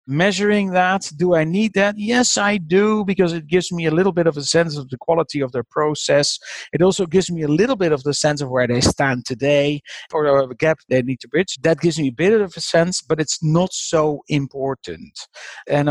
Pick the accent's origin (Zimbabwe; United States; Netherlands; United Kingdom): Netherlands; I'm from the Netherlands